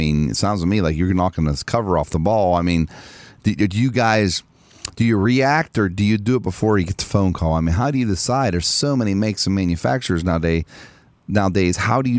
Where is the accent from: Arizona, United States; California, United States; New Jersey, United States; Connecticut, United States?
Arizona, United States; I'm from Arizona.